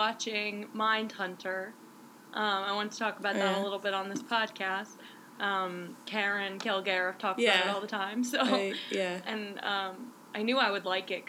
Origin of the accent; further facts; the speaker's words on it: New Jersey, United States; we're from New Jersey. We say like a lot.